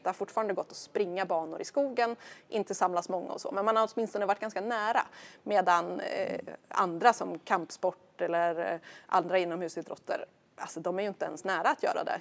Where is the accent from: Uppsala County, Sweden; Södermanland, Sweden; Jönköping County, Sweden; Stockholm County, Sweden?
Södermanland, Sweden; Stigtomta; now in Brösarp, Sweden; är ju glad sörmlänning och kommer från eh, det lilla samhället Stigtomta utanför Nyköping.